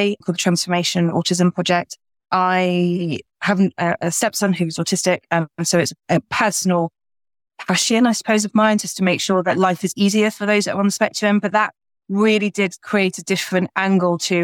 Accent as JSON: {"language": "English", "region": "the north of England", "country": "United Kingdom", "moved": "as an adult", "lives_now": "London, United Kingdom", "said": "I'm Northerner absolutely by heart"}